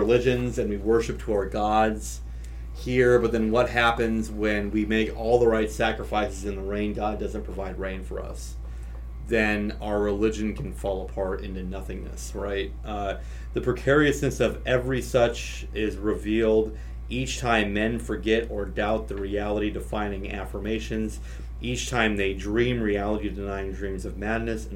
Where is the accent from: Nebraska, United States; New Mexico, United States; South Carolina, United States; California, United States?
Nebraska, United States; I grew up in Nebraska